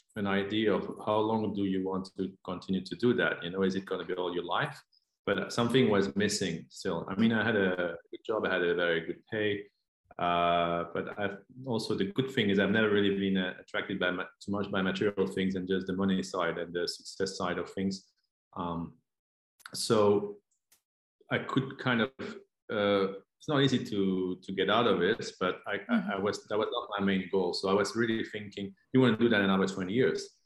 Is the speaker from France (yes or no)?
yes; France; moved away; also born or lived in Netherlands / Dublin, Ireland; I'm from the Netherlands, but I grew up in France. So I was multilingual from a young age